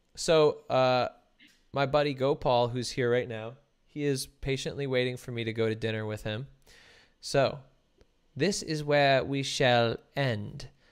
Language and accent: English; New Jersey, United States; also born or lived in New York; now in Los Angeles, United States; growing up in New Jersey